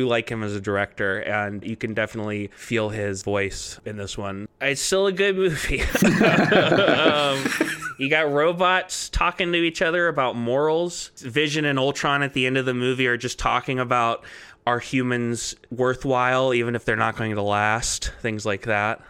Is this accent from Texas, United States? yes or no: yes; Texas, United States; moved away; I'm from Texas originally